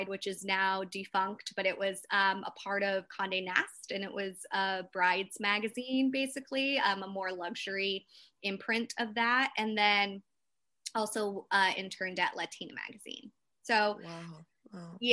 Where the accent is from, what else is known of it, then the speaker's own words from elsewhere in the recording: South Bend, Indiana, United States; So I'm from South Bend, Indiana, which is about 2 hours outside